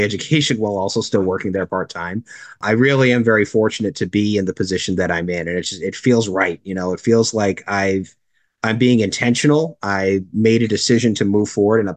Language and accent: English; Cape Cod, Massachusetts, United States; moved away as an adult; also born or lived in Northern Connecticut; I'm originally from Cape Cod